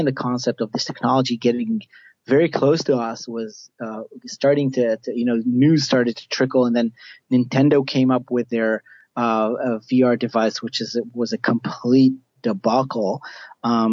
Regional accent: a small kibbutz in the south of Israel, Southern District, Israel; moved away; I originally am from Israel, from a small kibbutz down in the south of Israel where I grew up most of my life

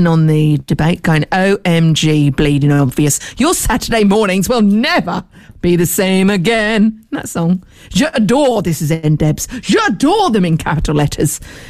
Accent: Tunbridge Wells, South East England, United Kingdom; I am from Tunbridge Wells and I will take this to the highest authorities.

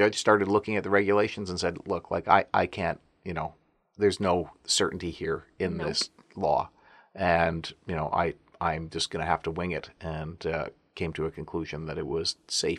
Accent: Alberta, Canada; I'm from Alberta.

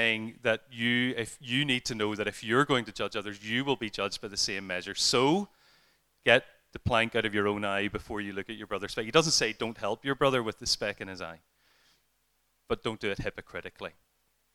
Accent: Ireland; as an Irishman

